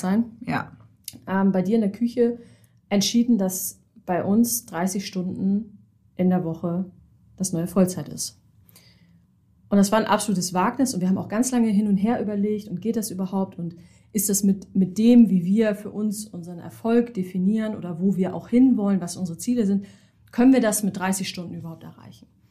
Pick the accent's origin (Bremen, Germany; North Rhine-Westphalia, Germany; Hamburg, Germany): Hamburg, Germany; gebürtige Hamburgerin, bin auch nie so richtig weggekommen